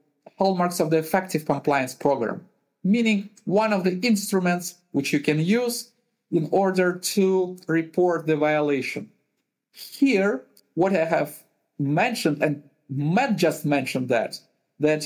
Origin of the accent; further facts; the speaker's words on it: Uzbekistan; also born or lived in Ukraine / Kazakhstan / Russia / Germany; now in Netherlands; Originally, I'm from Uzbekistan.